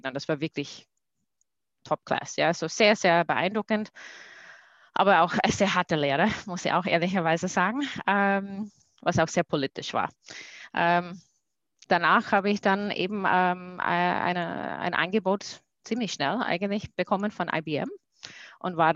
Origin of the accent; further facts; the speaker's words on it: United States; German is a second language; now in Austria; Ich komme aus den USA